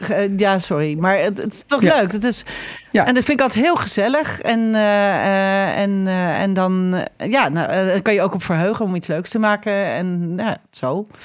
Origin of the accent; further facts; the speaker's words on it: Netherlands; wij als Nederlanders